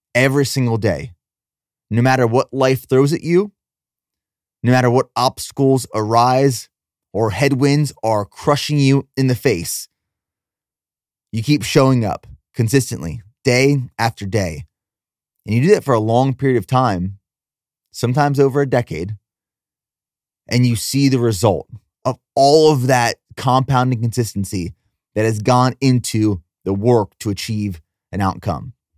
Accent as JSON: {"language": "English", "region": "Pennsylvania", "country": "United States", "tie": "born or raised there", "also_born_or_lived": "Texas", "moved": "yes", "lives_now": "Nashville, United States", "said": "I grew up in Pennsylvania, so I'm no stranger to snowstorms"}